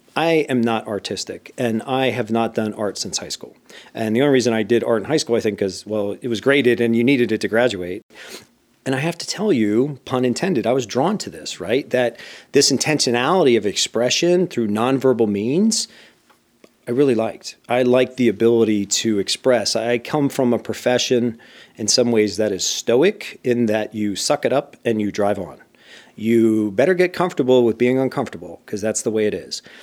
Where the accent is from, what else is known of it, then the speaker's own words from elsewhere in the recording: Bethlehem, Pennsylvania, United States; moved away as an adult; I grew up in a steel town known as Bethlehem